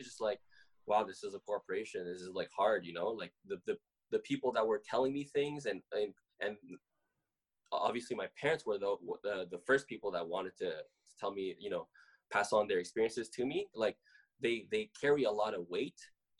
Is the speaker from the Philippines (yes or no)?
yes; Philippines; So, favorite part about being Filipino is like it's the food, bro.